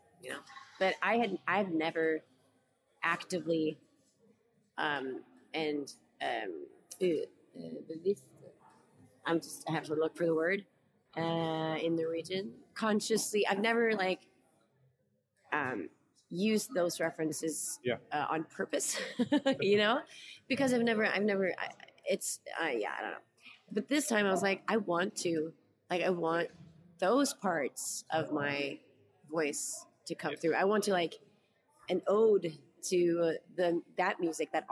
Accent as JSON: {"language": "English", "country": "Norway", "first_language": "Norwegian", "second_language": "English", "said": "I'm from Norway"}